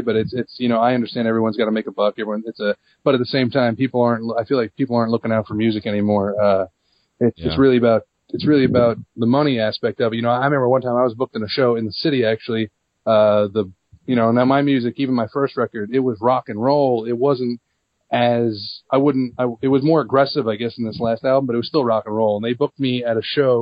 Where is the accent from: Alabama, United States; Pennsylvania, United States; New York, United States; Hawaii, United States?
New York, United States; Long Island; I was born and raised on Long Island